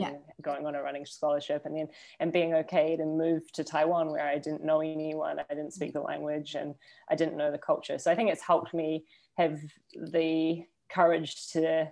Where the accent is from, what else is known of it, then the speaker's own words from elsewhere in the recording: Greymouth, West Coast, New Zealand; also born or lived in Christchurch; I'm a born and bred Kiwi. I grew up on the South Island, on the west coast of the South Island, in a small place called Greymouth, a small town